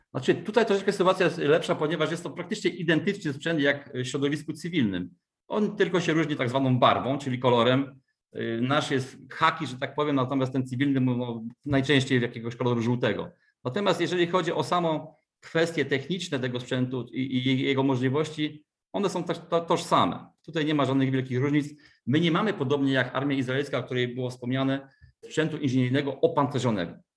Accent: Wrocław, Lower Silesian Voivodeship, Poland; pochodzę z Wrocławia

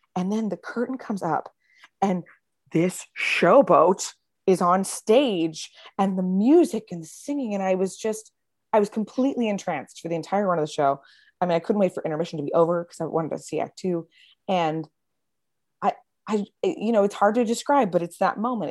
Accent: Lynchburg, Virginia, United States; now in Florida, United States; I grew up in uh, Lynchburg, Virginia

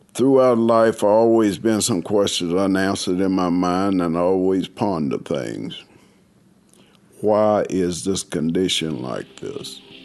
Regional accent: California, United States; moved away as an adult; now in Buckingham, United States; I'm originally from California, and I came here with my husband back in 2003

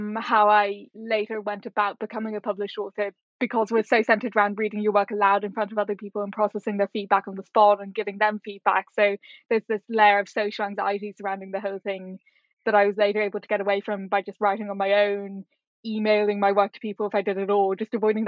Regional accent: Ireland; moved away as an adult; also born or lived in Singapore / Hong Kong; being Irish

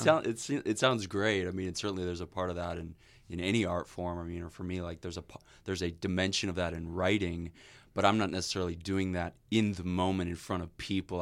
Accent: Illinois, United States; I'm from Illinois

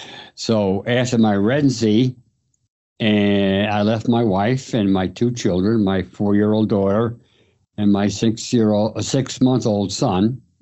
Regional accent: Port Jefferson, New York, United States; now in Amsterdam, New York, United States; I grew up on Long Island, New York. Graduated from Port Jefferson High School in 1957.

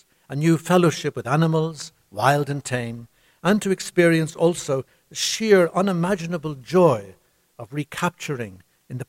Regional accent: Ireland

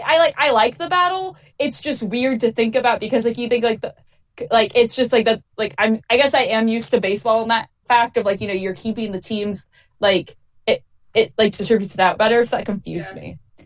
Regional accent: Midwest, United States; I'm from the Midwest.

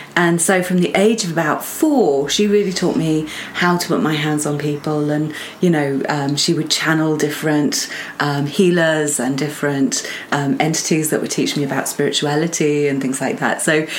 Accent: Portugal; also born or lived in United States / England; So for me, I was born in the States and then grew up a lot of my childhood in Portugal.

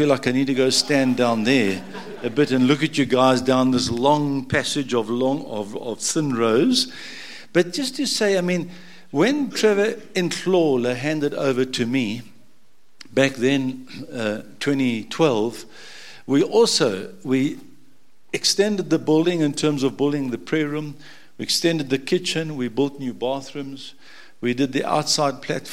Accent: Durban, KwaZulu-Natal, South Africa; moved away; I was born in Durban a long time ago when I came out of Noah's Ark, 1955

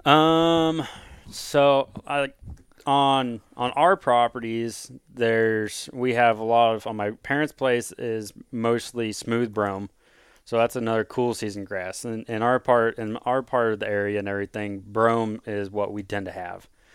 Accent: Osage City, Kansas, United States; I'm born and raised in Kansas, uh, from little, little farm town, Osage City

